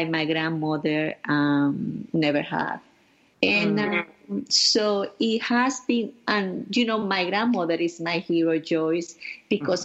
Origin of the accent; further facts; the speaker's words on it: Venezuela; moved away as an adult; now in New York, United States; I grew up in Venezuela with my beloved grandparents